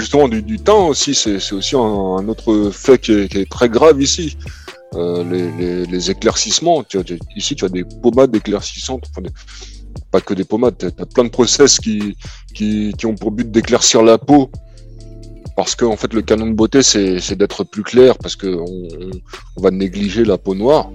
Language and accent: French; Cameroon; je suis pas algérien, moi, je suis camerounais